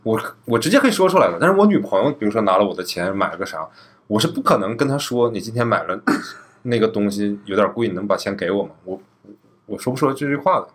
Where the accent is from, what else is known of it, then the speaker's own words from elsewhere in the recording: Northeast China, China; 我作为一个土生土长的东北人